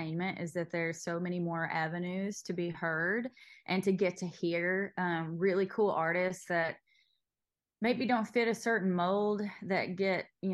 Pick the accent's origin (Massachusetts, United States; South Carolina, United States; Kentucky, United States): Kentucky, United States; Knott County; I grew up in Knott County